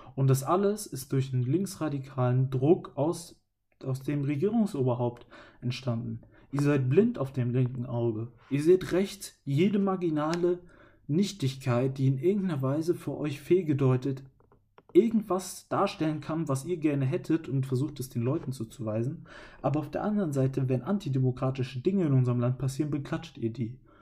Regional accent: Germany; Ich als Deutscher

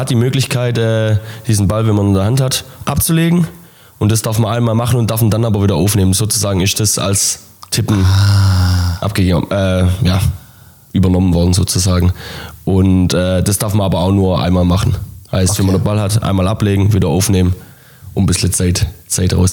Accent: Bartenbach, Baden-Württemberg, Germany; Ähm, bei uns in, in meinem Heimatdorf Bartenbach ist das erste Beachhandballturnier Deutschlands ausgetragen worden und ist auch das erste Beachhandballfeld in Deutschland ähm, gebaut worden.

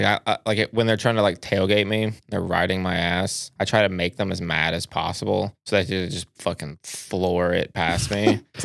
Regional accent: United Kingdom; Yeah. I'm British.

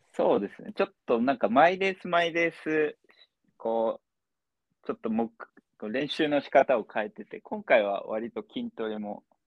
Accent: Gunma, Japan; moved away; 群馬出身ですね。はい。高校までずっと。

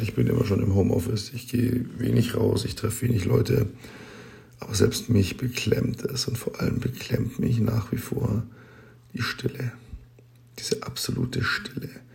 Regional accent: Germany; bei uns in Deutschland

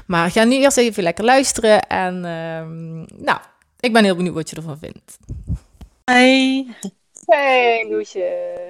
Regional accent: Swalmen, Limburg, Netherlands; ik woon nog steeds hier in ons geboortedorp, Zwalmen, in Limburg

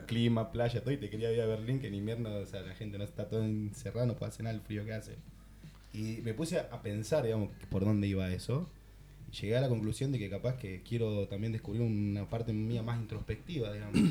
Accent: Catamarca, Argentina; also born or lived in Rosario, Argentina; now in Barcelona, Spain; nací en Catamarca, para los que no conocen, el norte de Argentina. Eh, me fui a vivir a Rosario

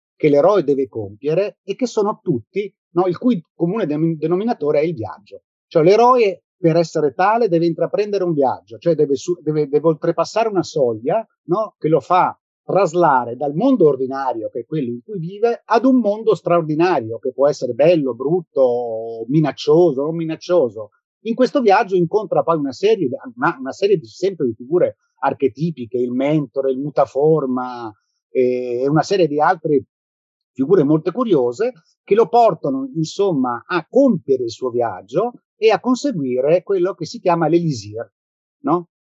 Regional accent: South Tyrol, Trentino-Alto Adige, Italy; moved away as an adult; now in Rome, Italy; io sono, vivo a Roma, ma sono originario del Sud Tirolo. Sono venuto a Roma nel, nel lontano 1983 per motivi di studio e poi ci sono rimasto.

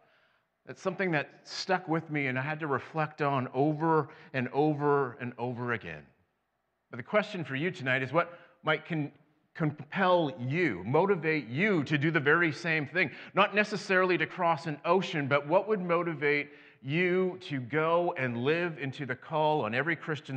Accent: Western Canada, Canada; now in Central Canada; I did something far more scary. I came from Western Canada to Central Canada. That's way worse.

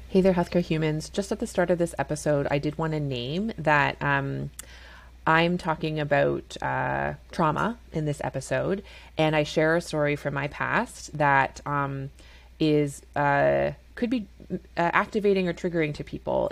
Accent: Canada; I'm a Canadian family physician

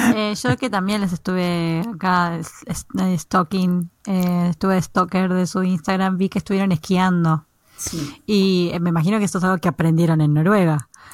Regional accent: Buenos Aires, Argentina; moved away as an adult; now in Norway; en Argentina, los que somos de Buenos Aires, cuando muchas, la mayoría cuando se gradúa del secundario, el instituto para ustedes, nos vamos de viaje a Bariloche

